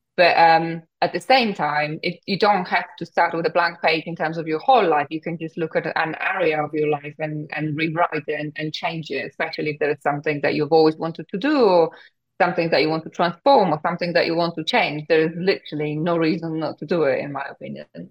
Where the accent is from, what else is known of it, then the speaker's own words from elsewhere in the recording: Poland; English is a second language; moved away as an adult; now in United Kingdom; at the age of 20, I moved from Poland to the UK, didn't speak a word of English